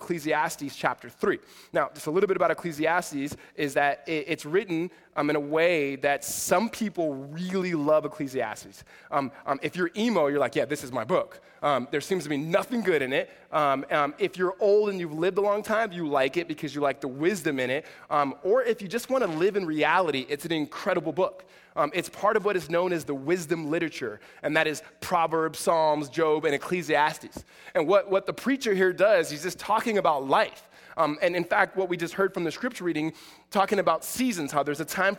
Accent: Southern California, United States; I'm from SoCal

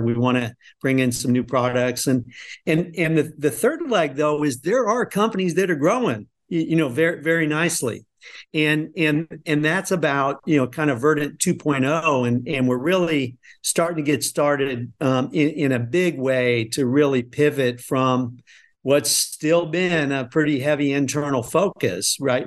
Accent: Nebraska, United States; moved away; I'm originally from Nebraska

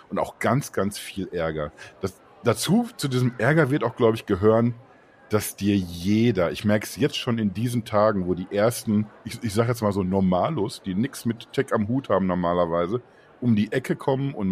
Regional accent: France; moved away; Ich bin Franzose

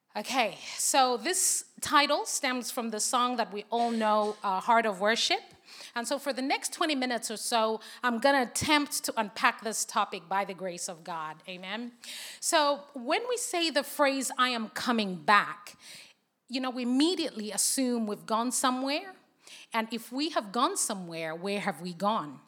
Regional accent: Zambia; English is a second language; moved away as an adult; now in United Kingdom; I was born and raised in Zambia

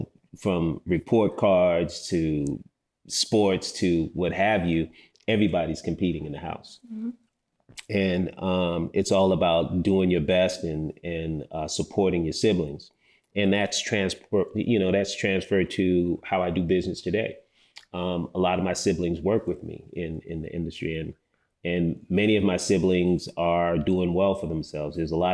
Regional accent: Chicago, Illinois, United States; now in Atlanta, United States; I'm a Nigerian, offsprings to Nigerian immigrants that came here to the States, grew up in the Midwest, Chicago, moved to Atlanta, went to Morehouse, and, never left the city, man.

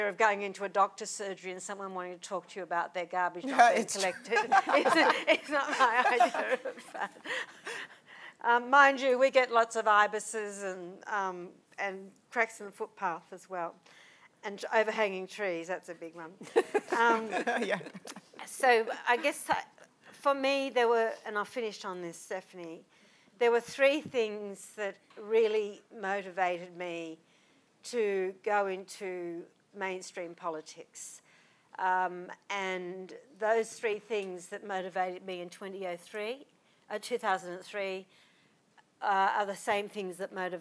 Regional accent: Murrumbidgee Wiradjuri territory, Murrumbidgee River, New South Wales, Australia; I am Wiradjuri, and I am from the Murrumbidgee Wiradjuri, which is the southern end of Wiradjuri territory on the Murrumbidgee River

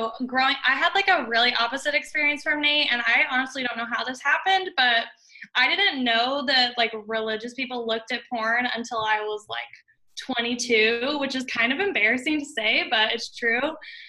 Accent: Las Vegas, Nevada, United States; now in Kansas, United States; Las Vegas, Nevada.

